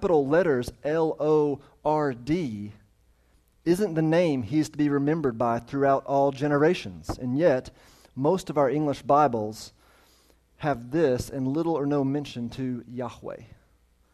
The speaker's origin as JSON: {"language": "English", "country": "United States", "said": "I'm an American"}